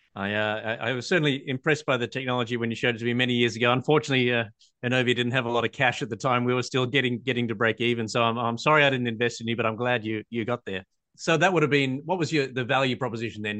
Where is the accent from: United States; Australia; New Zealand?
Australia; I'm an Australian patent attorney